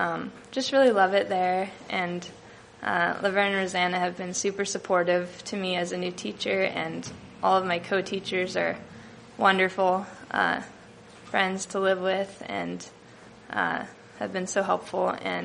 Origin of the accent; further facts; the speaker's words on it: United States; born there; just because of where I was born in America, like, I have the privilege to be able to give something to someone